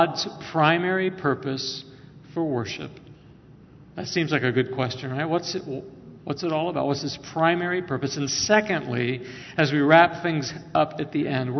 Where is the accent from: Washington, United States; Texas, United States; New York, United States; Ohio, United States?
Ohio, United States; Northwest; I grew up in Northwest Ohio